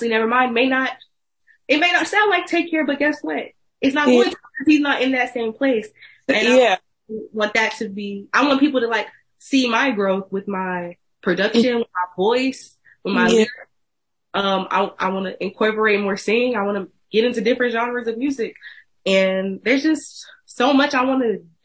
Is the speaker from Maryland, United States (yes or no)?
no; Houston, Texas, United States; I'm from Houston, Texas